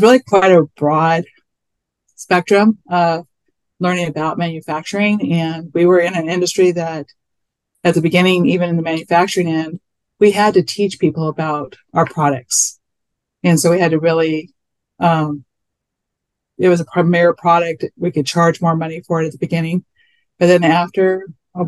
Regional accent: Whittier, California, United States; I was born in Whittier, California. I still live here. Fun fact, I live in the house I grew up in.

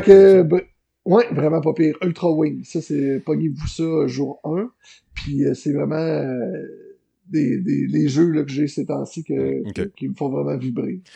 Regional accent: L'Ancienne-Lorette, Quebec, Canada; chez nous à l'ancienne Larette

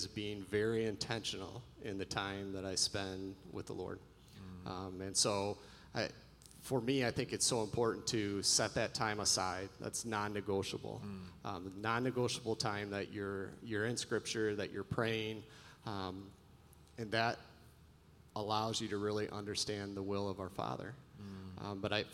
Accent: West Michigan, United States; I grew up in West Michigan

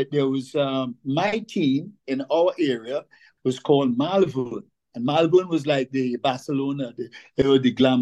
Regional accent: St. James, Port of Spain, Trinidad & Tobago; We grew up in St. James

